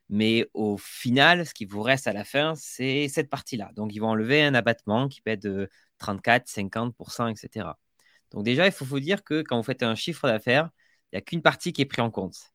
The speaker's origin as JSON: {"language": "French", "town": "Agen", "region": "Nouvelle-Aquitaine", "country": "France", "accent": "southern", "said": "je suis d'Agen, entre Bordeaux et Toulouse."}